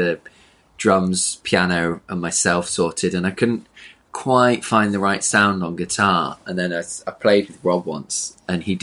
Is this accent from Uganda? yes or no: no; Manchester, North West England, United Kingdom; moved away; I grew up in Manchester